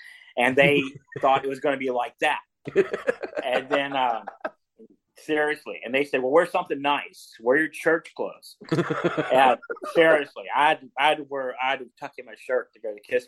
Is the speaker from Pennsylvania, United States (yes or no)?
no; Owensboro, Kentucky, United States; I was from Owensboro, Kentucky